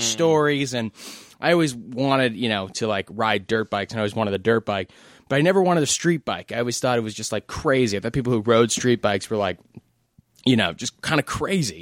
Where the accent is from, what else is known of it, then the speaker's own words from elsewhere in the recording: New York City, New York, United States; I grew up in New York City